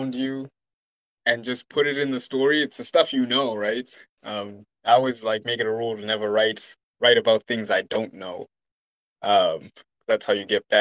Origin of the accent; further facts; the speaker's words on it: Malawi; moved away; I'm from Malawi, so I've lived a different life than most people here